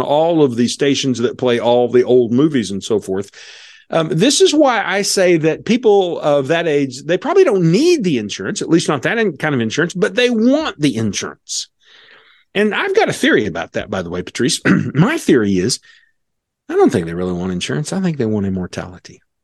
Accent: Missouri, United States; Missouri, because that's where he and I are from

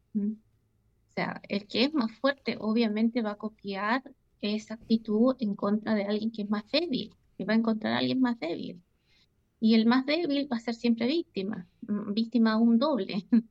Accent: Chile; now in Switzerland; la ciudad donde yo crecí, en Chile

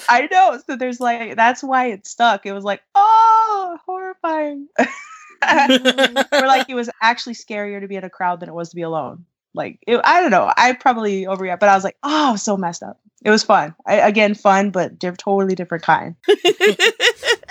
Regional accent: West Coast, United States; I grew up on the West Coast.

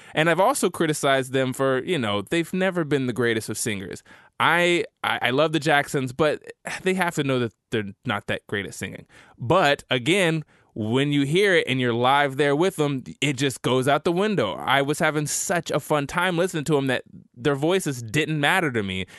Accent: Tulsa, Oklahoma, United States; my hometown of Tulsa

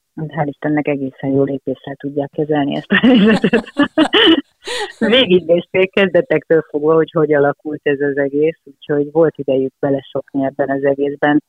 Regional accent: Hungary; also born or lived in Budapest; mi itt élünk Magyarországon

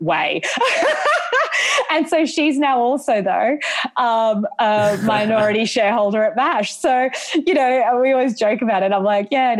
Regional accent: Brisbane, Queensland, Australia; moved away as an adult; also born or lived in London, United Kingdom; having last worked at Sports Girl as a casual at Indooroopilly when I was growing up

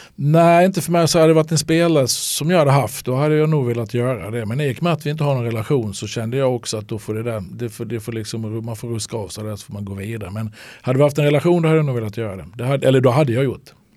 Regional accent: Halmstad, Halland County, Sweden; born or raised there

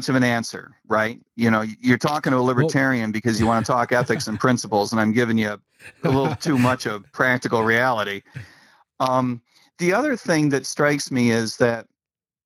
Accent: United States; as an American

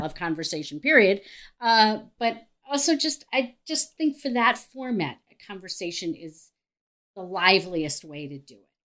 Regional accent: Cleveland, Ohio, United States; I'm from Cleveland, Ohio. I have a private practice in Cleveland, Ohio

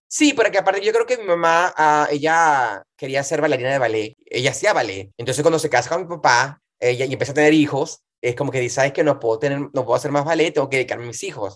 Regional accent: Montalbán, Carabobo, Venezuela; also born or lived in Valencia, Venezuela; now in New York, United States; soy de Venezuela, de Valencia, Venezuela. De hecho, nací, eh, me crié en un pueblito que se llama Montalbán

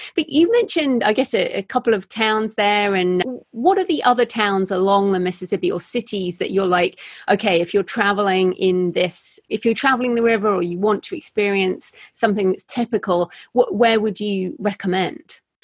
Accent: United Kingdom; I'm British

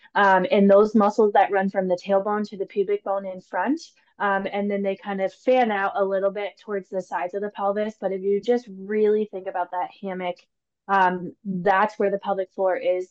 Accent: Cedar Falls, Iowa, United States; now in Des Moines, United States; I grew up in Cedar Falls, um, Iowa, and I moved down to Des Moines for PT school

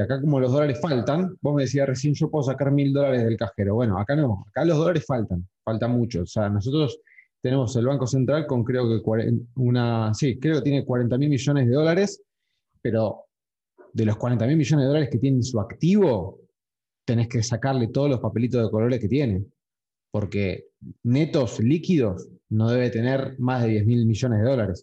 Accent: Argentina

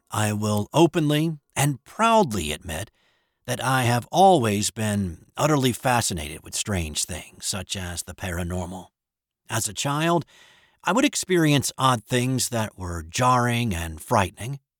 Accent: Florence, Alabama, United States; At the time, I was living in my hometown of Florence, Alabama, in the extreme northwest corner of the state.

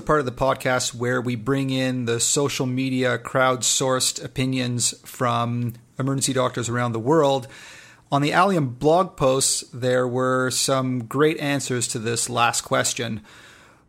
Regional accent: Canada; I'm Canadian

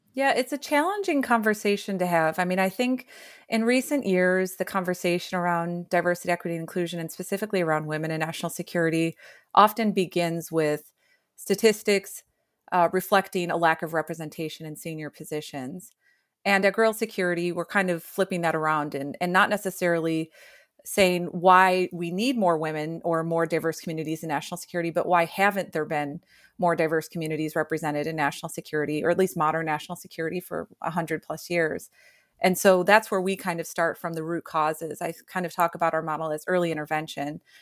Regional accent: rural Illinois, United States; I was born and raised in Illinois, rural Illinois

